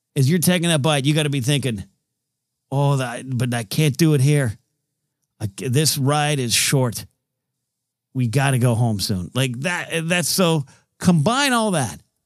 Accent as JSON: {"language": "English", "town": "Grover Beach", "region": "California", "country": "United States", "tie": "born or raised there", "said": "in my hometown area, there's a city called Grover Beach"}